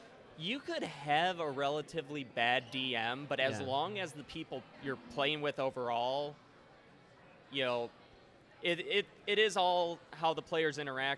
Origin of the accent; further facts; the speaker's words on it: Buffalo, New York, United States; moved away as an adult; now in Florida, United States; Born and raised in Buffalo.